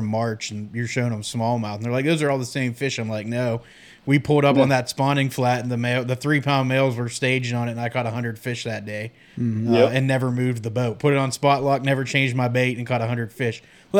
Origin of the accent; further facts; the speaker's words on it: Pennsylvania, United States; now in North Carolina, United States; I grew up in Pennsylvania, so fishing the Great Lakes, and you know, when I moved to North Carolina